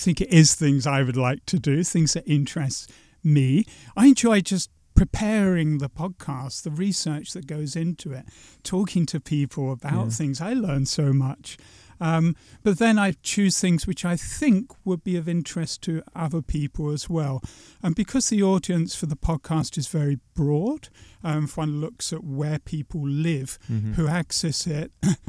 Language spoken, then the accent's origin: English; England, United Kingdom; now in Latvia; And I always thought I'd be slightly anonymous by being just an Englishman in Latvia